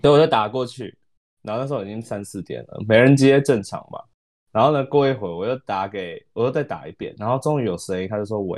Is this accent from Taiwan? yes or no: yes; Taiwan; moved away; also born or lived in United States; 我是台湾人，但我之前在美国